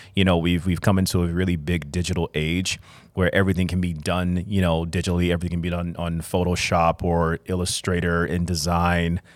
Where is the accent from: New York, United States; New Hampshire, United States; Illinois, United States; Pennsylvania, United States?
Illinois, United States; Chicago; I'm an artist born and raised in Chicago, Illinois